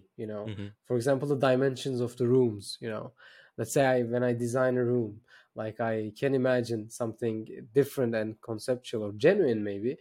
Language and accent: English; Turkey; I'm based in Turkey, by the way. I'm from Turkey.